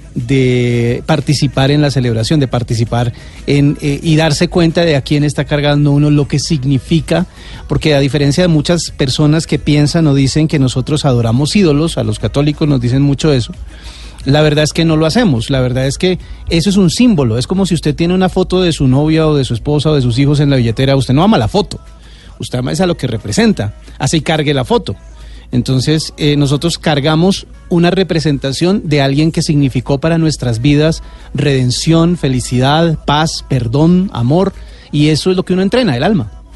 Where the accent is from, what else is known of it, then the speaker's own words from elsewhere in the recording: Bogotá, Colombia; now in Tunja, Colombia; yo soy de Bogotá